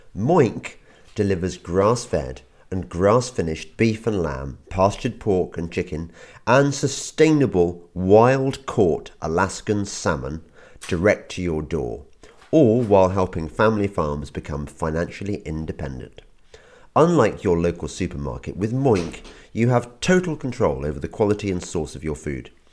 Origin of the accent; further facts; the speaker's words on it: England, United Kingdom; as an Englishman